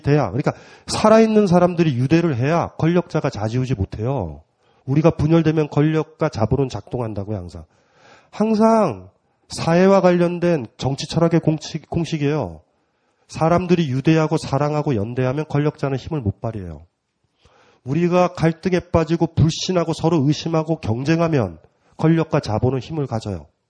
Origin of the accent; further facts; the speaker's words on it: South Gyeongsang, South Korea; 저도 경남이잖아요.